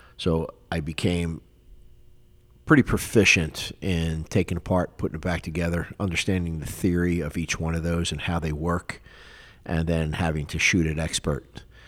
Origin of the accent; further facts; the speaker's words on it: Philadelphia, Pennsylvania, United States; moved away as an adult; also born or lived in West Palm Beach, Florida; now in South Florida, United States; I grew up in Philadelphia, Pennsylvania for 19 years. I was born and raised there